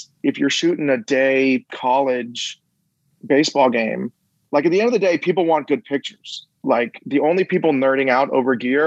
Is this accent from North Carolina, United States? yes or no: no; Miami, Florida, United States; now in Nashville, United States; Got to work for my hometown team, the Miami Dolphins